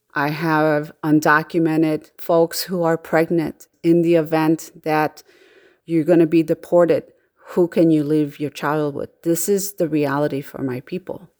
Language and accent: English; Chicago, Illinois, United States; I am from Chicago